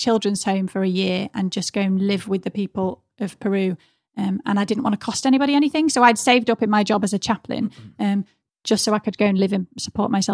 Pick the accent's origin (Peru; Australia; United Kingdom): United Kingdom; England; I'm from England where I can have a job and save up